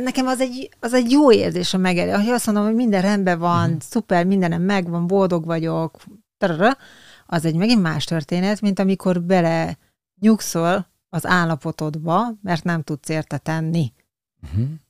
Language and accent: Hungarian; Hungary; also born or lived in Leninváros (Tiszaújváros), Borsod-Abaúj-Zemplén; falun hmm. nőttem fel utána, ugye Leninváros után